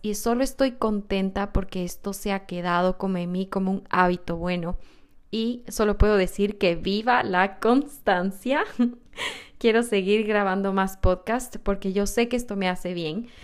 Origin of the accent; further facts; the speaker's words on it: Quito, Pichincha, Ecuador; Soy quiteña y mi país, Ecuador